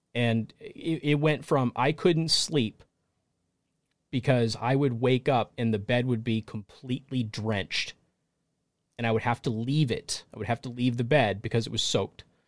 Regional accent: United States; I'm an American, and this is my country

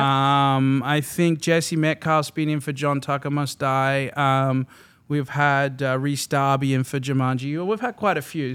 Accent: Melbourne, Victoria, Australia; moved away as an adult; now in West Hollywood, United States; I am from Melbourne, Australia, sunny Melbourne.

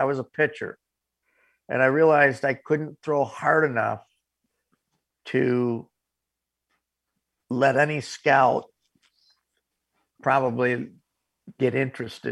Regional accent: Corning, New York, United States; my hometown of Corning, New York

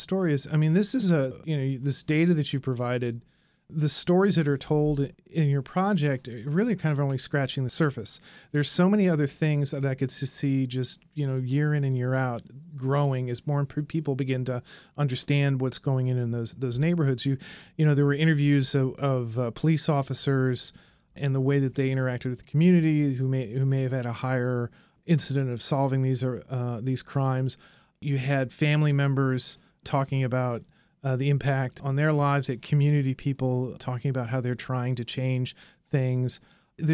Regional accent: Indianapolis, Indiana, United States; I'm from Indianapolis. I went to grade school like a mile and a half from one of these high murder, high unsolved or unsolved slash not arrested areas.

